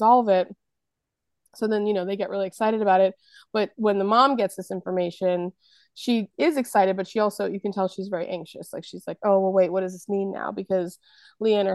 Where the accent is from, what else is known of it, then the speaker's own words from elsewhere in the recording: Massachusetts, United States; moved away; also born or lived in New York City; I lived in New York City for a long time, and then the place where I grew up in Massachusetts